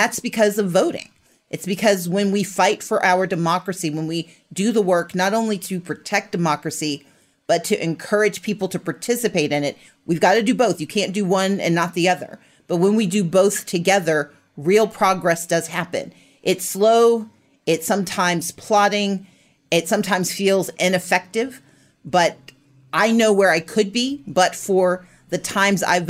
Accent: Mississippi, United States; also born or lived in Wisconsin; I was technically born in Wisconsin, but I grew up in Mississippi

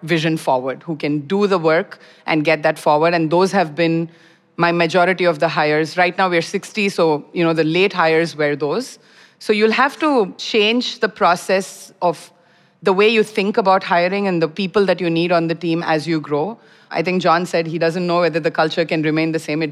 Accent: India; moved away as an adult; now in Singapore; I'm originally from India, so moved here like 14, 15 years back for my PhD, and then Singapore became home

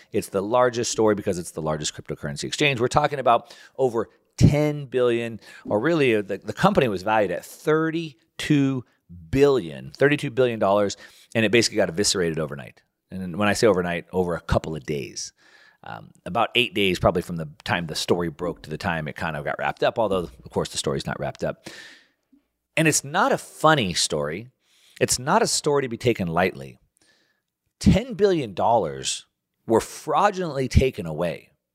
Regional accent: United States; as an American

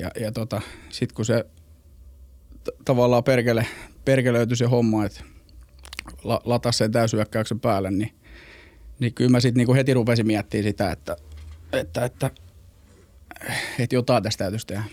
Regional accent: Helsinki, Uusimaa, Finland; moved away; also born or lived in Mikkeli / Joensuu / Istanbul / Porvoo; Mä oon ihan Helsingistä kotosi palesjalkainen, palesjalkainen stadilainen

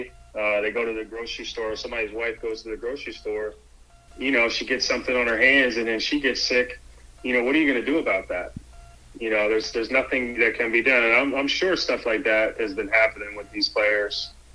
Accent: Philadelphia, Pennsylvania, United States; also born or lived in Durham, North Carolina; now in Charlotte, United States; I'm from Philly

